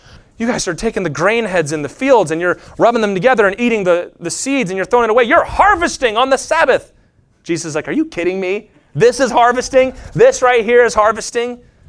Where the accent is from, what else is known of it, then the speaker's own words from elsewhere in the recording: United States; I'm not an Israelite. I'm not a Jew. I'm an American